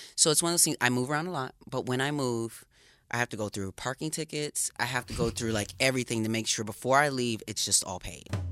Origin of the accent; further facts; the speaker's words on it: Racine, Wisconsin, United States; I grew up in a small town in Wisconsin, Racine, Wisconsin